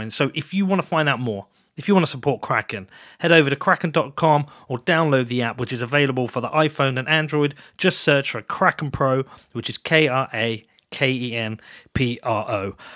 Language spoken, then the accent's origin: English; Bedford, East of England, United Kingdom; but you knew I was from Bedford already.